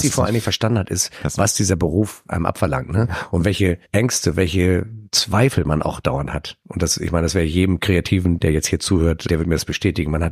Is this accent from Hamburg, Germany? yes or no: yes; Hamburg, Germany; Ich bin ja auch Hamburger Jung